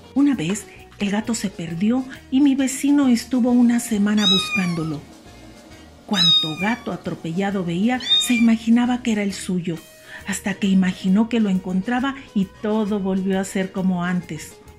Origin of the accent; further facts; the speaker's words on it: Mexico; also born or lived in Chihuahua, Chihuahua; Soy mexicana, vivo en Chihuahua, Chihuahua